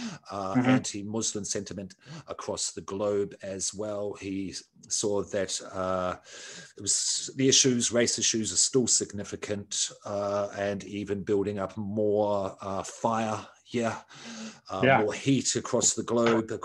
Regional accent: New Zealand; also born or lived in Australia; am Australian born, but grew up in New Zealand.

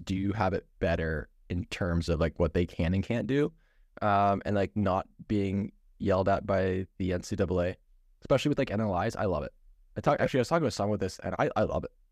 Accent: Ontario, Canada; Ben and I grew up in Ontario.

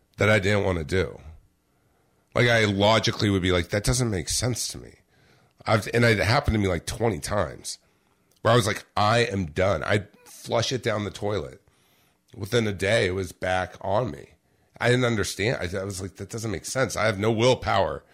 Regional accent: Orange County, California, United States; I grew up in Orange County, California

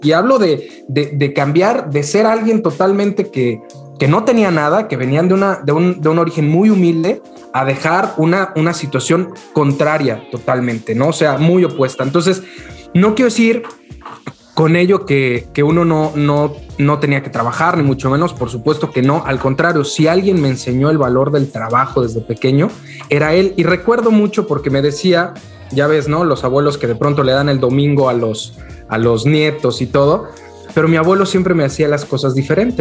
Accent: Mexico City, Mexico; moved away as an adult; also born or lived in Guadalajara; yo, yo nací en Ciudad de México. Este, después, después de un tiempo, más o menos como a los de, ¿qué será? 22, 23 años, este, me, me moví a la ciudad de Guadalajara

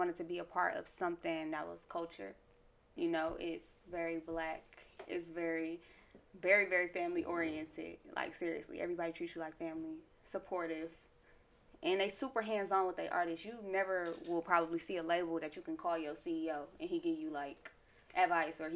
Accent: Milwaukee, Wisconsin, United States; I'm from Milwaukee

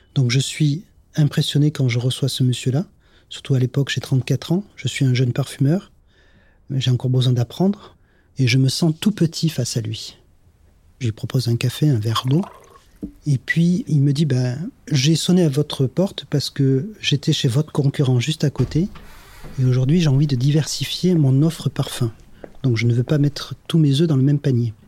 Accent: Grasse, Provence-Alpes-Côte d'Azur, France; Je suis né à Grasse. Ma grand-mère était ce qu'on appelle une cueilleuse de fleurs. Et je partais avec elle le matin quand j'étais jeune, cueillir le jasmin avec elle.

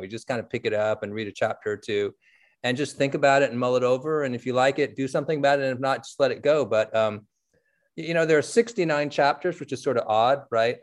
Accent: San Francisco, California, United States; I grew up in San Francisco reading the Chronicle

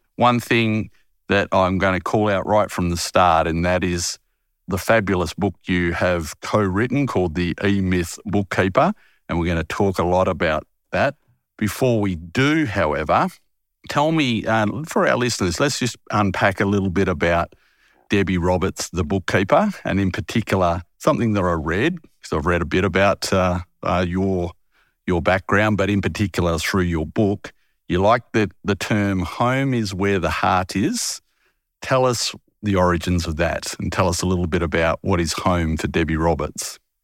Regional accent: Harvey, Western Australia, Australia; moved away as an adult; I haven't lived in my hometown of Harvey, where I was born

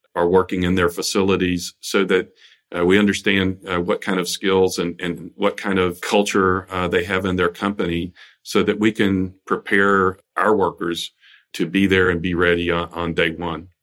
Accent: South Carolina, United States; moved away as an adult; also born or lived in Washington, D.C.; my home state of South Carolina

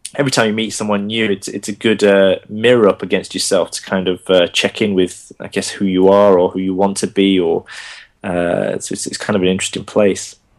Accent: Bolton, North West England, United Kingdom; accent: Bolton; first language Gujarati; English is a second language; now in London, United Kingdom; I was born in Bolton, and so my, my, you know my first language was uh, the Indian language of Gujarati

